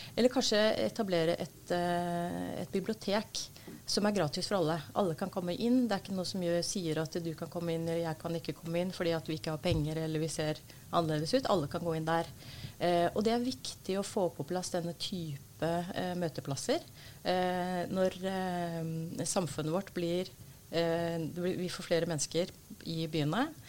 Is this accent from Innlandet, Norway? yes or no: no; Oslo, Norway; er født og oppvokst i Oslo